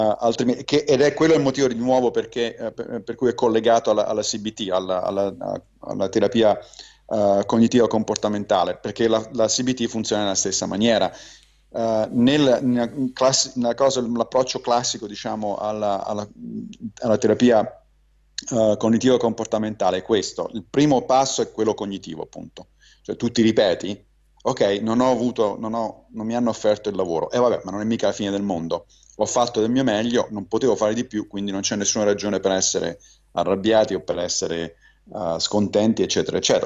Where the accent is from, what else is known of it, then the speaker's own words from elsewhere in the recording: Rome, Lazio, Italy; moved away as an adult; also born or lived in New York, United States; now in United States; sono ovviamente cresciuto a Roma e quindi cattolico